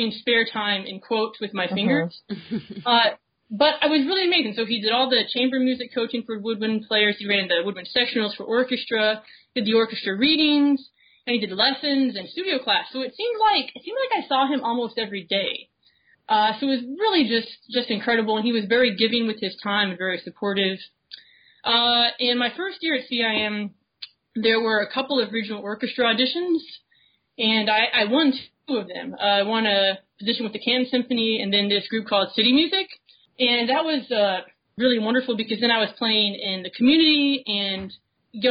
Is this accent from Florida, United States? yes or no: yes; Florida, United States; I grew up in Florida, and we have a lot of band programs in Florida